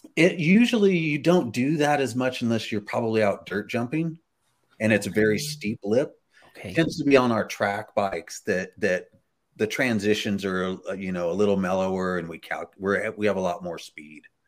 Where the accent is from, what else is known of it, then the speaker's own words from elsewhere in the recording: Bakersfield, California, United States; I was raised in Bakersfield, California